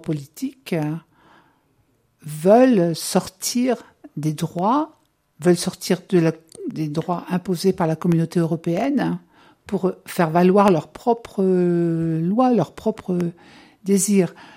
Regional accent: Bourges, Centre-Val de Loire, France; also born or lived in Normandy; j'ai grandi à Bourges. Donc j'ai fait toute ma scolarité à Bourges

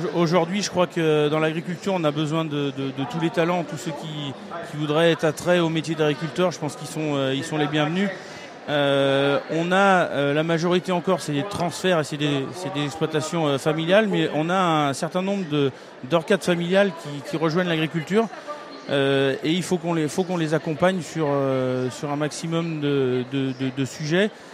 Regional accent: Auvergne-Rhône-Alpes, France; je viens d'Auvergne-Rhône-Alpes

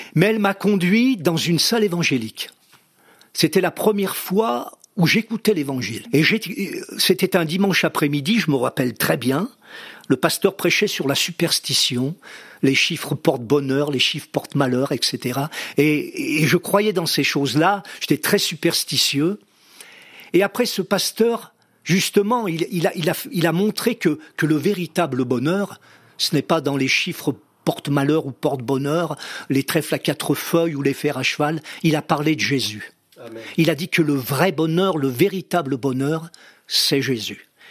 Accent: near Vichy, Auvergne-Rhône-Alpes, France; j'ai passé mon enfance, on a, on a grandi justement à côté de, de la ville de Vichy, pratiquement, oui, toute mon enfance

